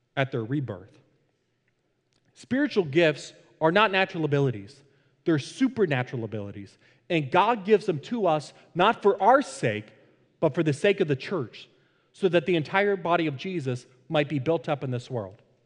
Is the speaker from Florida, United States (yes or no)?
yes; Fort Lauderdale, Florida, United States; the church that I was a part of growing up in Fort Lauderdale